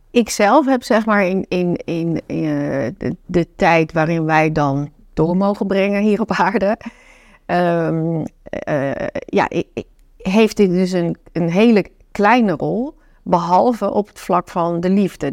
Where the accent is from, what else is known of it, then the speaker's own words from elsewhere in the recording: North Brabant, Netherlands; also born or lived in China; Ik kom uit Brabant, mijn oma woonde bij mij in.